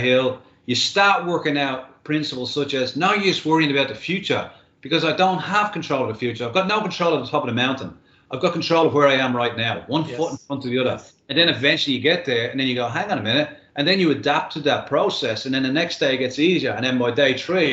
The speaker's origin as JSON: {"language": "English", "town": "Dublin", "region": "Leinster", "country": "Ireland", "tie": "born or raised there", "moved": "as an adult", "lives_now": "Australia", "said": "when I was growing up in Dublin"}